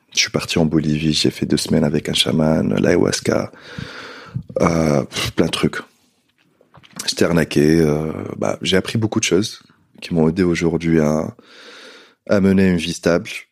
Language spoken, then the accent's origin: French; Tunisia; moved away as an adult; also born or lived in London, United Kingdom / Nice, France; now in Paris, France; j'ai quitté la Tunisie quand j'étais jeune, 18 ans